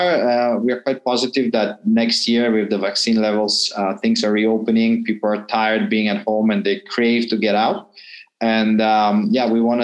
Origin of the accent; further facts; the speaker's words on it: Italy; moved away as an adult; also born or lived in Moscow, Russia / South Africa; now in Jakarta, Indonesia; But I moved to Italy when I was a kid. So I grew up in Italy, where I lived about 15 years